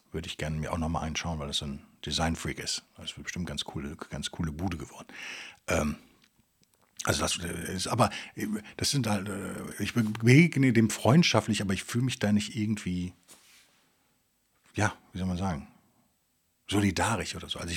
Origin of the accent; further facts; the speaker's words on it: West Germany, Germany; Es ist einfach viel zu weit weg von da, wo ich herkomme und hat, irgendwie ist es halt so super isoliert da in Sibirien für einen Westdeutschen.